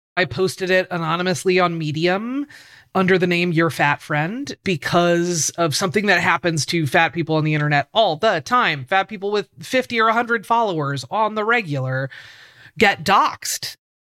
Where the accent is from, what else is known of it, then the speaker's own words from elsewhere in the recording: Portland, Oregon, United States; I grew up in Portland, Oregon. I still live in Portland, Oregon.